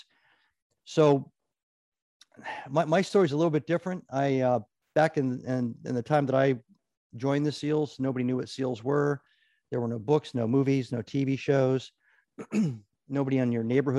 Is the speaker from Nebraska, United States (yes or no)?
yes; Omaha, Nebraska, United States; also born or lived in Sidney, Nebraska / Japan; I grew up in Nebraska for the most part